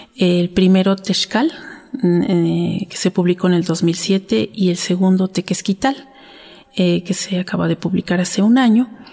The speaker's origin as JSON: {"language": "Spanish", "town": "Santa Ana Nopalucan", "region": "Tlaxcala", "country": "Mexico", "tie": "born or raised there", "said": "yo soy originaria de Santa Ana Nopalucan, Tlaxcala"}